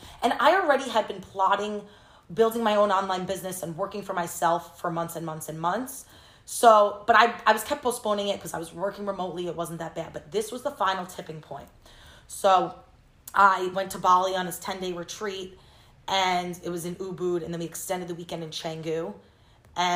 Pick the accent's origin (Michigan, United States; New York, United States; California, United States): New York, United States; Long Island; moved away as an adult; also born or lived in Indiana / Los Angeles; I grew up in Long Island